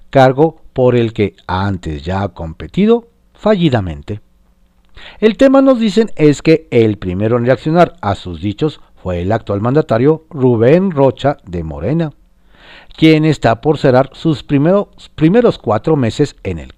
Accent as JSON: {"language": "Spanish", "country": "Mexico", "said": "Los horrores de la guerra estaban aquí, en mi suelo, en mi tierra, en mi lugar, en mi México."}